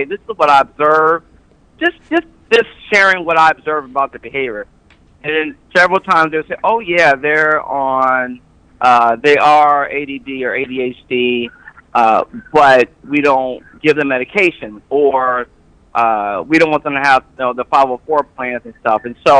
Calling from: Fort Worth, Texas, United States

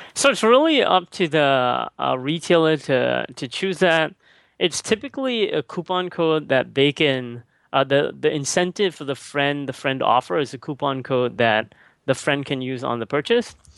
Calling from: Singapore; I'm calling right now from Singapore.

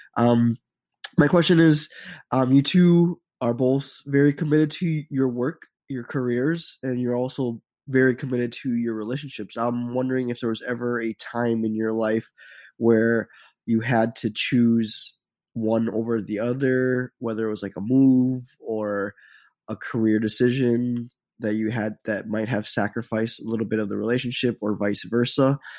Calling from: Garden Grove, California, United States; I'm calling from Garden Grove, California

